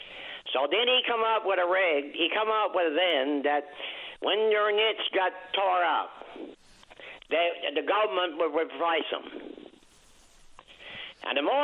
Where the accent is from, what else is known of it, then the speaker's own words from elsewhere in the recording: Lower North Shore, Quebec, Canada; I'm from the Lower North Shore, Quebec